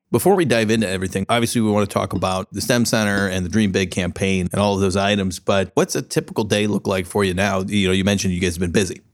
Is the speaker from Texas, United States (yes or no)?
no; San Diego, California, United States; moved away as an adult; now in Columbus, United States; I grew up in San Diego, but I've lived here for ten years